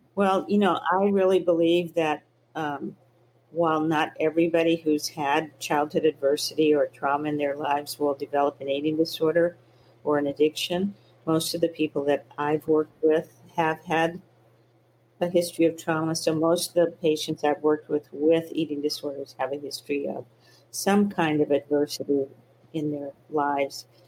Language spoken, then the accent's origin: English; the South, United States; I grew up in the South, in the Jim Crow South